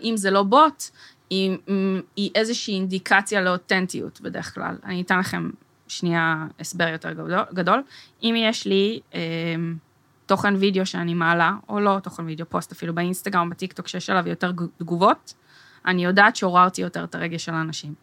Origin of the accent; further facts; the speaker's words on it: Herzliya, Tel Aviv District, Israel; ואני גדלתי בהרצליה